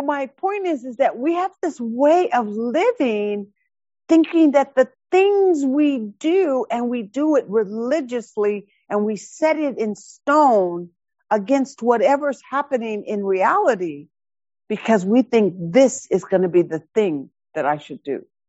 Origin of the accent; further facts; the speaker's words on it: Seattle, Washington, United States; I grew up in High Point in the projects right over here in West Seattle.